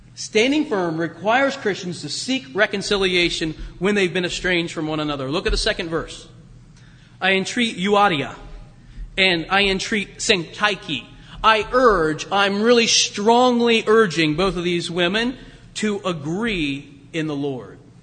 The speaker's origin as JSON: {"language": "English", "town": "Springfield", "region": "Ohio", "country": "United States", "tie": "born or raised there", "moved": "yes", "said": "I was in my hometown of Springfield near Dayton"}